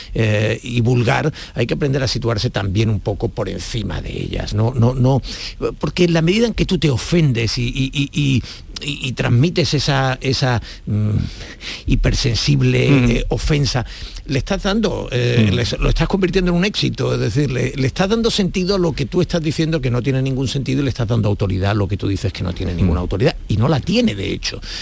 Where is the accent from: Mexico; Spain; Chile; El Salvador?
Spain; Andalusia; yo no me siento ofendida como andaluza